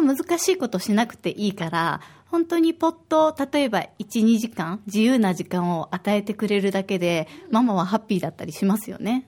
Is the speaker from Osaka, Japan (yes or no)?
yes; Osaka, Japan; now in Okinawa, Japan; 私は大阪出身